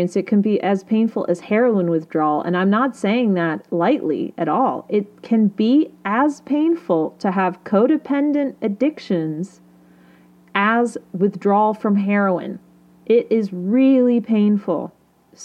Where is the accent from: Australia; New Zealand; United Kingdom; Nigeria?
United Kingdom; I'm British